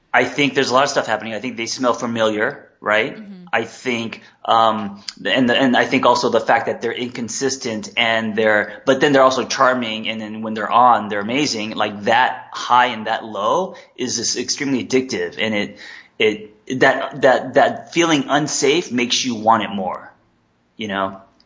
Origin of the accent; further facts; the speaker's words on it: Los Angeles, California, United States; also born or lived in Korea; I came here when I was three